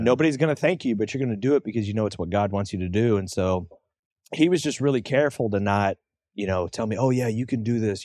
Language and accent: English; St. Louis, Missouri, United States; also born or lived in Troy, Missouri / O'Fallon, Missouri; I'm in the Saint Louis area. I've kinda grown up around here in different spots here and there